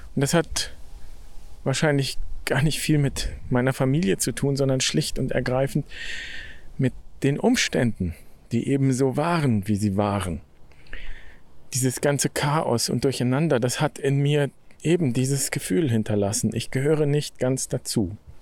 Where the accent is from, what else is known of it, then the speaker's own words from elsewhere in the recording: Germany; Ich bin in Deutschland geboren